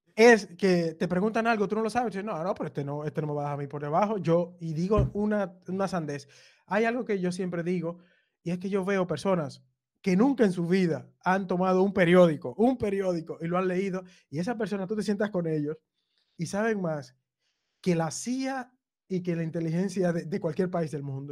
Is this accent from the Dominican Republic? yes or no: yes; Cibao, Dominican Republic; now in Barcelona, Spain; mis padres son del, sur, los dos, pero yo nací en el Cibao.